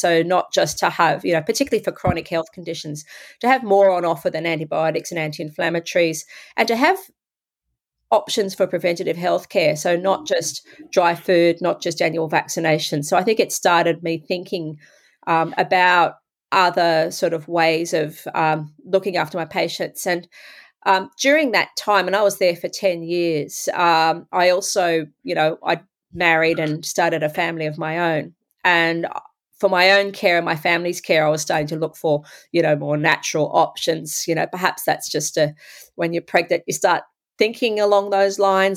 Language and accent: English; Sydney, New South Wales, Australia; also born or lived in England; I grew up in Sydney, Australia